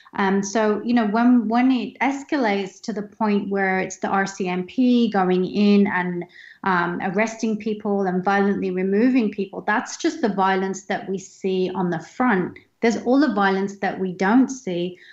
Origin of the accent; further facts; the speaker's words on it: United Kingdom; I'm British Indian